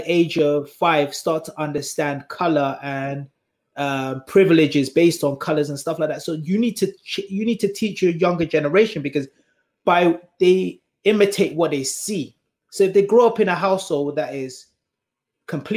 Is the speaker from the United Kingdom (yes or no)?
yes; United Kingdom; accent: British; ourselves as black British people